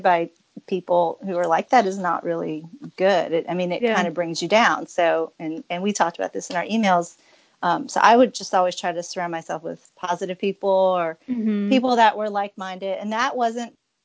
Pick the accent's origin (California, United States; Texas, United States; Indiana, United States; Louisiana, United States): Louisiana, United States; moved away as an adult; also born or lived in Oak Harbor, Washington; now in Pensacola, United States; I grew up in Louisiana